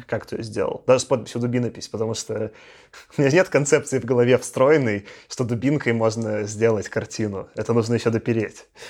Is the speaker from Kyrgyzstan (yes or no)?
no; Belarus; moved away; also born or lived in Moscow, Russia; будучи там белорусом в России, я чувствовал себя всегда немножко странно. Я там давно жил в Москве, сколько там лет 14